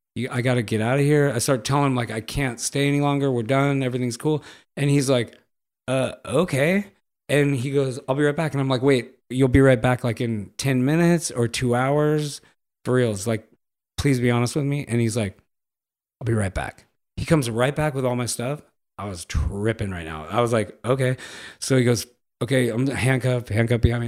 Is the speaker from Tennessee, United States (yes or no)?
no; Los Angeles, California, United States; I grew up in Los Angeles, m, the eighties